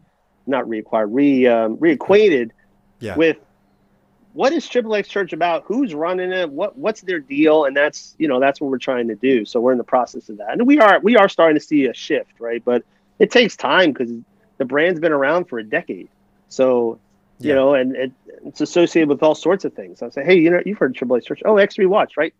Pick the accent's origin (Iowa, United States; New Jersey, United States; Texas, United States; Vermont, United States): New Jersey, United States; I'm from New Jersey.